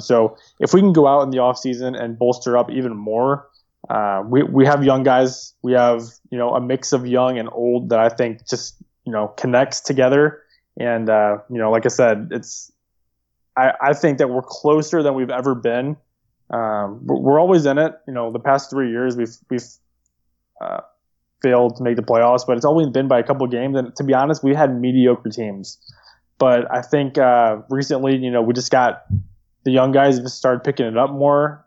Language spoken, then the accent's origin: English; St. Louis, Missouri, United States; growing up in Saint Louis and being around the Cardinals